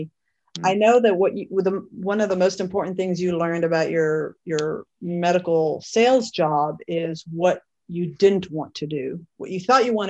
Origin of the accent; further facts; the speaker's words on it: Texas, United States; moved away as an adult; also born or lived in Cincinnati / Chicago; I was raised in Texas, but for my job, I kept moving north. And I first went to Cincinnati.